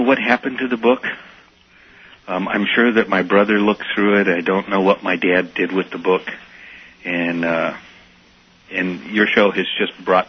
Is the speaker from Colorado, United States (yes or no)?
yes; Colorado, United States; now in Palmer, United States; I grew up in Colorado.